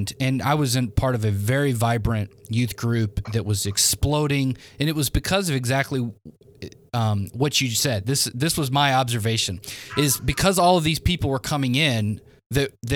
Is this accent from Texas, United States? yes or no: no; Memphis, Tennessee, United States; I'm from Memphis